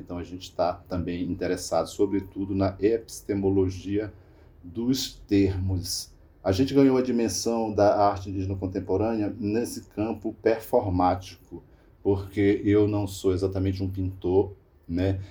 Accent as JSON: {"language": "Portuguese", "area": "Raposa Serra do Sol", "region": "Roraima", "country": "Brazil", "said": "Eu sou da Raposa e Serra do Sol"}